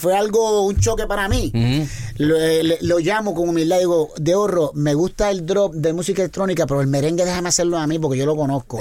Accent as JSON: {"language": "Spanish", "country": "Puerto Rico", "tie": "born or raised there"}